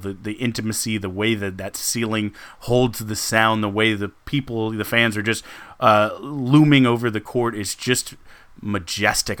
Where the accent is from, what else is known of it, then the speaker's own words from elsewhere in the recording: San Antonio, Texas, United States; I grew up in San Antonio